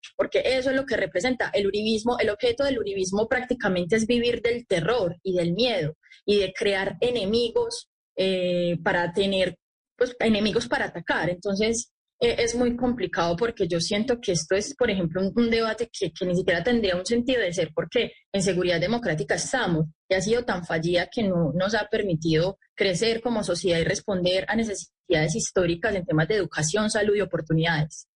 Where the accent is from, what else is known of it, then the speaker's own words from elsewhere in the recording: Colombia; como colombianos